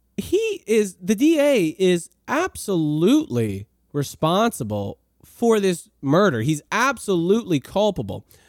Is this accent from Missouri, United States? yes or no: no; New Orleans, Louisiana, United States; moved away; I'm from New Orleans originally. I lived in Lakeview for a very long time.